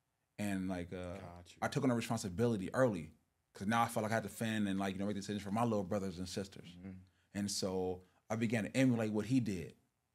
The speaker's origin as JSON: {"language": "English", "town": "Los Angeles", "region": "California", "country": "United States", "tie": "born or raised there", "said": "I grew up in South Los Angeles right here. Probably, you know, down at the 120s. Growing up right there, born and raised."}